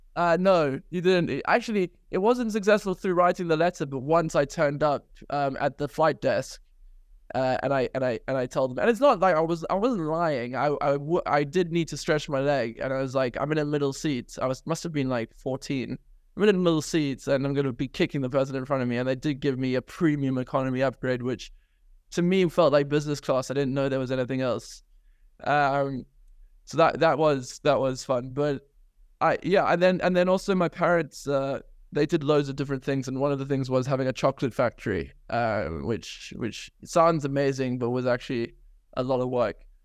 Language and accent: English; South Africa; now in United Kingdom; I grew up in South Africa, had an incredible childhood